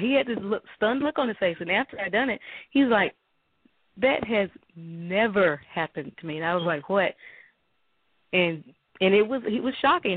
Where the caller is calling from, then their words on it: Mobile, Alabama, United States; I'm calling in from Alabama.